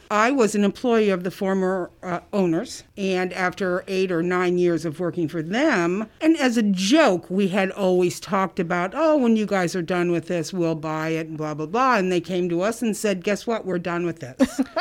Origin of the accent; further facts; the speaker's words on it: South Bend, Indiana, United States; moved away as an adult; now in Muncie, United States; I, um, was born and raised in South Bend.